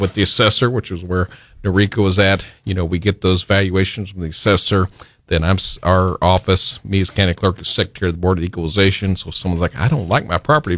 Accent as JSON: {"language": "English", "town": "Branson", "region": "Missouri", "country": "United States", "tie": "born or raised there", "said": "Growing up in Branson as a kid"}